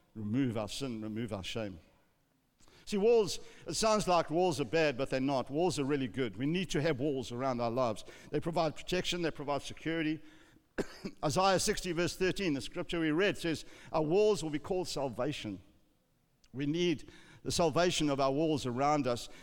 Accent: South Africa; growing up in South Africa, when I was a young boy

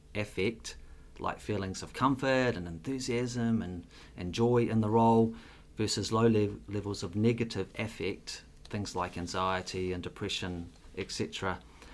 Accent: Auckland, New Zealand; also born or lived in Singapore; I grew up in West Auckland.

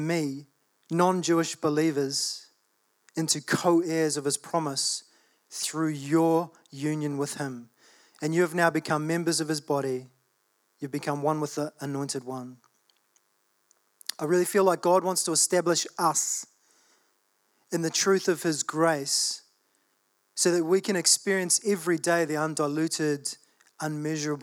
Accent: Australia; I was born in Australia.

